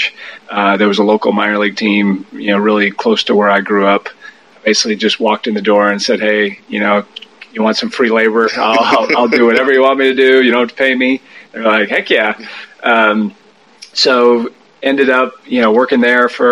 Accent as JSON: {"language": "English", "area": "about 30 minutes southwest of Green Bay", "region": "Wisconsin", "country": "United States", "tie": "born or raised there", "moved": "yes", "lives_now": "Durham, United States", "said": "Grew up in Wisconsin, probably about 30 minutes southwest of Green Bay, a small little town"}